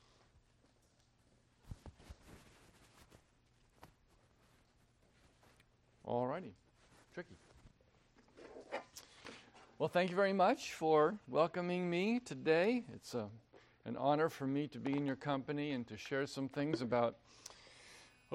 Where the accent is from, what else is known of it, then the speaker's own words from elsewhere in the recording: New Jersey, United States; moved away as an adult; also born or lived in Vienna, Virginia; I was born and raised in New Jersey